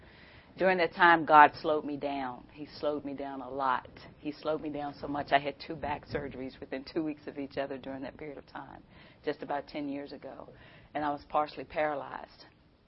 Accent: Amherst County, Virginia, United States; I grew up in Amherst County.

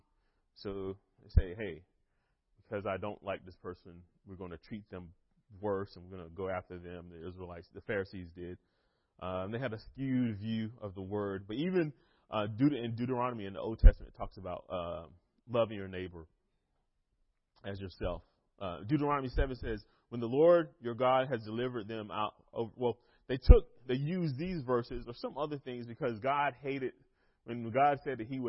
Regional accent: North Carolina, United States; I am from North Carolina

